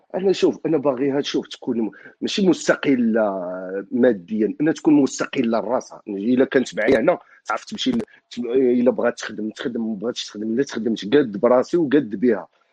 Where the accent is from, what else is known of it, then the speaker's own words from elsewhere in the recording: Morocco; now in France; انا انا مغربي